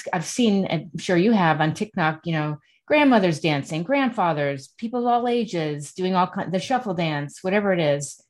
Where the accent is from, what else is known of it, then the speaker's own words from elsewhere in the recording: United States; also born or lived in Connecticut / New York; I grew up in Connecticut and New York, and there were no phones and, you know, no cell phones.